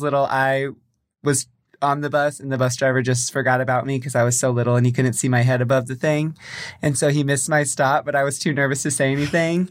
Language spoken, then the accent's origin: English; Springfield, Missouri, United States; also born or lived in San Jose, California; I'm from Springfield, Missouri, which is, like, southwest.